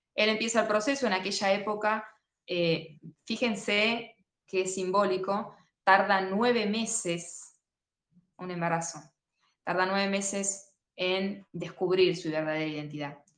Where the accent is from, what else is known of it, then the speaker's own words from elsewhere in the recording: Argentina; uno como argentino